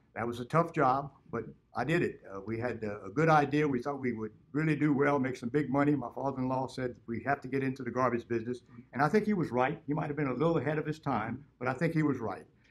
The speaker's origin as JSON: {"language": "English", "town": "Broussard", "region": "Louisiana", "country": "United States", "tie": "born or raised there", "said": "I grew up in Broussard, Louisiana, and I've been in Lafayette Parish all my life."}